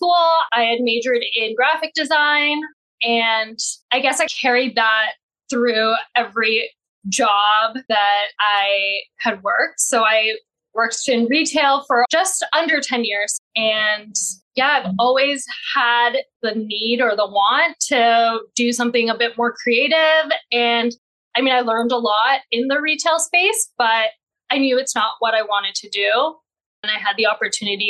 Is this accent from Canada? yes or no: yes; Mississauga, Ontario, Canada; I am Canadian born and raised in Mississauga